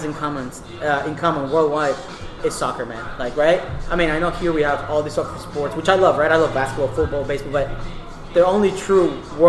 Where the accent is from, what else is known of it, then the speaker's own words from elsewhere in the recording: Houston, Texas, United States; In Houston, so in the west side of town, really, closer to like I-10 and Derry Ashford.